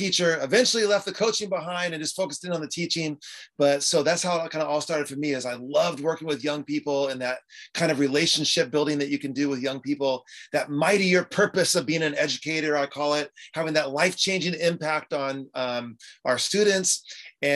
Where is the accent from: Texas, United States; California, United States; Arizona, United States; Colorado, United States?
California, United States; San Diego; I'm from San Diego, California.